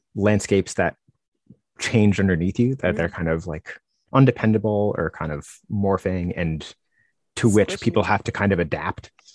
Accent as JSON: {"language": "English", "region": "Northeast", "country": "United States", "said": "I'm from the Northeast"}